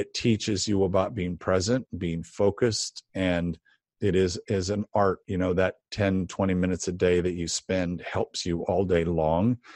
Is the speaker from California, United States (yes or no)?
yes; Los Angeles, California, United States; I started painting Christmas windows, uh, in Los Angeles, uh, in high school